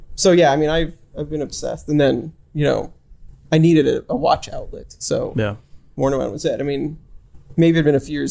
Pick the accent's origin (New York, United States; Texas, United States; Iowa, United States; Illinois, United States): New York, United States; New York City; we grew up in New York City, didn't actually own a car